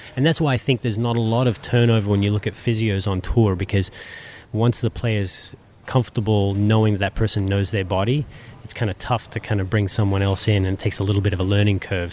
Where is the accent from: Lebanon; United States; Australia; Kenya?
Australia; being Australian